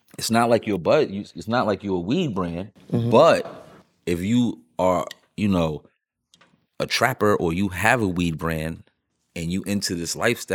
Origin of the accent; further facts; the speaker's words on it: New York City, New York, United States; growing up in New York and being so many different cultures